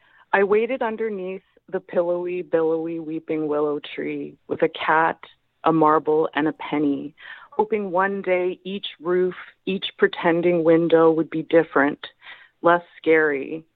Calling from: Montreal, Quebec, Canada; I'm in Montreal.

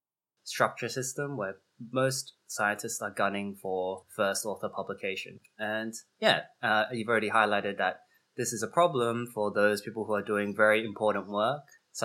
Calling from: Chicago, Illinois, United States; And I'm coming from Chicago, and those are the traditional lands of the Potawatomi nations

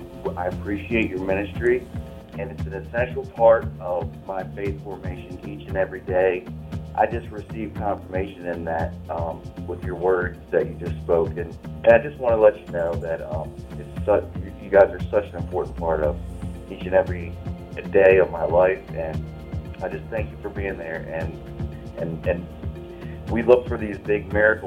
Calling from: Smyrna, United States; from Smyrna.

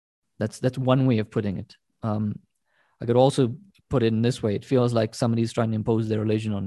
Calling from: South Africa; I'm speaking from South Africa. I teach at a South African university.

